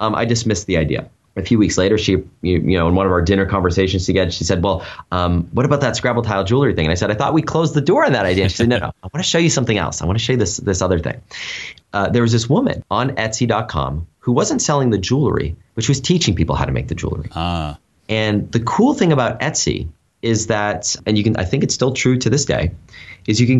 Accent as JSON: {"language": "English", "country": "United States", "also_born_or_lived": "China", "moved": "as an adult", "said": "We're both American, but we had lived in Asia for about 5 years"}